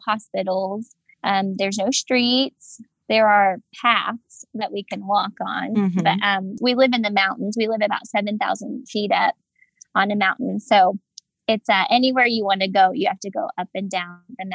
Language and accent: English; Oklahoma, United States; moved away as an adult; now in Papua New Guinea; I grew up in Oklahoma, the Bible Belt